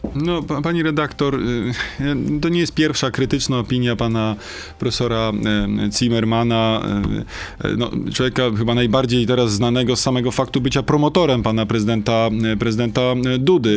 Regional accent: Wieluń, Łódź Voivodeship, Poland; moved away; also born or lived in Sieradz; w moich rodzinnych okolicach, czyli w Wieluniu, w Sieradzu, tam skąd pochodzę

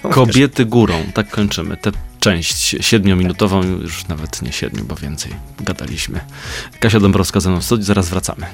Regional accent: Kraków, Lesser Poland, Poland; ja z Krakowa jestem

